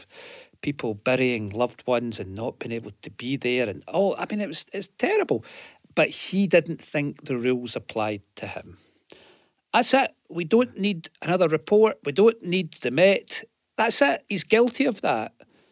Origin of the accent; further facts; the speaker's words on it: New Cumnock, Scotland, United Kingdom; I come from Newcomnet, mining village